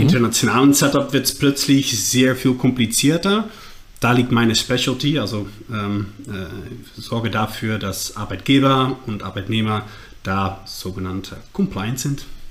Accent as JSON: {"language": "German", "country": "Netherlands", "accent": "Dutch", "second_language": "German", "said": "mein äh, Holländisch, Englisch, Deutsch. Ähm, sollte verständlich sein, aber ist klar nicht meine Muttersprache"}